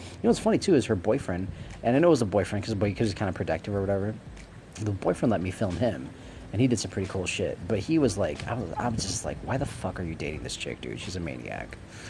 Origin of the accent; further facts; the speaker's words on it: Wisconsin, United States; I came from Wisconsin. I hated it in Wisconsin. Really couldn't get along with folks in Wisconsin.